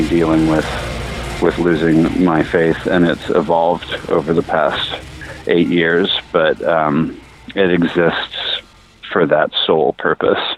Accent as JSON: {"language": "English", "town": "Salem", "region": "Oregon", "country": "United States", "tie": "born or raised there", "lives_now": "Portland, United States", "said": "Salem, Oregon."}